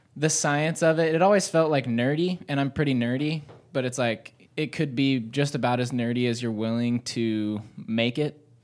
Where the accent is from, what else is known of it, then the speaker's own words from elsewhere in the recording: Dawsonville, Georgia, United States; also born or lived in Gainesville, Georgia; moved to Dawsonville, went to middle school and high school in Dawsonville.